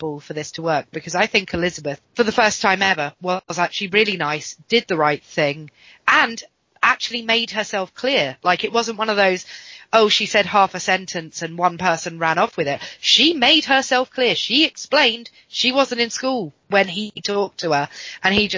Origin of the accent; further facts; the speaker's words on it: England, United Kingdom; I'm an English person